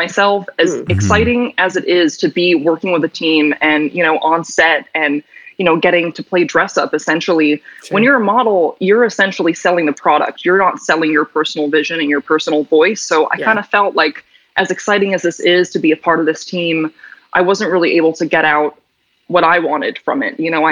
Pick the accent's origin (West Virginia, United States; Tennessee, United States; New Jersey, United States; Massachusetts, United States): Massachusetts, United States; Newton; also born or lived in New York; growing up in Newton